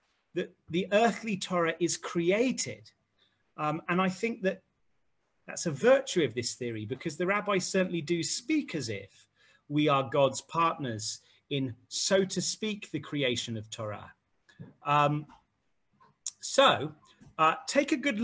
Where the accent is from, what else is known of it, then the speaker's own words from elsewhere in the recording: England, United Kingdom; as an Englishman